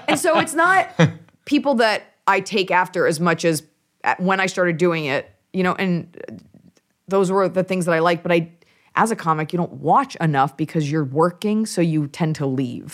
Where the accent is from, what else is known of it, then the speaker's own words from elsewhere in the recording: Dallas, Texas, United States; also born or lived in Los Angeles (born, presumably); family's from New York, but I'm from Dallas, Texas